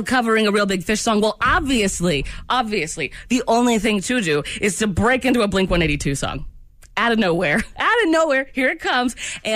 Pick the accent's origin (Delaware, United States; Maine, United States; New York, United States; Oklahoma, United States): Maine, United States; we're from Maine